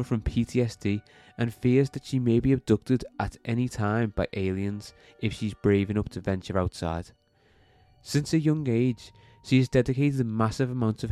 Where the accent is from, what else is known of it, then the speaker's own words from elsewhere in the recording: Liverpool, North West England, United Kingdom; We're all from Liverpool